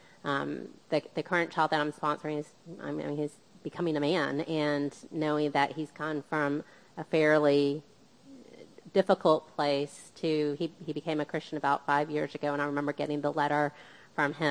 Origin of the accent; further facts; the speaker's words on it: United States; My parents were from the Philippines, and I was born here in the States